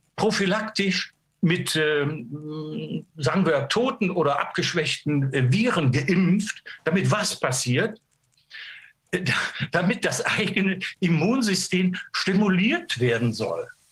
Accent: Germany; sind wir Deutsche

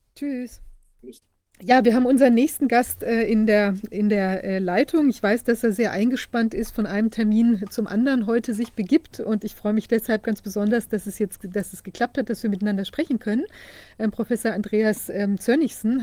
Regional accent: Mecklenburg-Vorpommern, Germany; bei uns in Mecklenburg

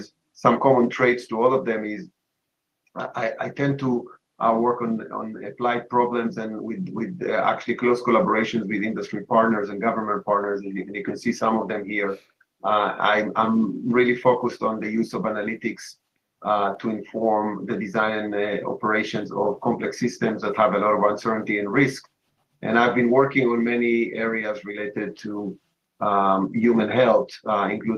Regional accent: Israel; moved away as an adult; now in United States; I was born in Israel and had a career in the Israeli military as an intelligence officer almost 12 years

